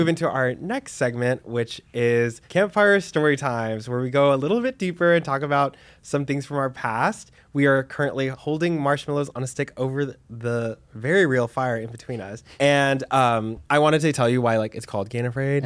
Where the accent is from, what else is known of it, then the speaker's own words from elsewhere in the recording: Dallas, Texas, United States; also born or lived in New York; now in Los Angeles, United States; I'm from Texas, I'm from Dallas.